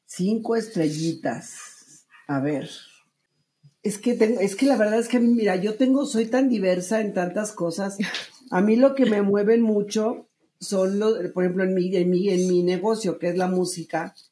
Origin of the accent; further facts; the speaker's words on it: Monterrey, Nuevo León, Mexico; moved away as an adult; also born or lived in Mexico City; yo soy de Monterrey. De cuando yo dejé Monterrey y me fui a México a buscar mi carrera como cantante